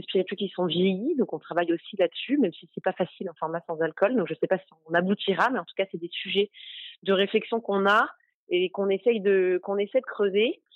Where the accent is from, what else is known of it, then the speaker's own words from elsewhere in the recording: Normandy, France; on est normand